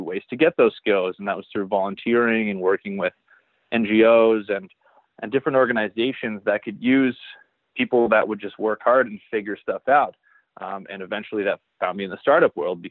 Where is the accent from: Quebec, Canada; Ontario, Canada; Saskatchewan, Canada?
Ontario, Canada; Barrie; I actually grew up in Barrie, Ontario, Canada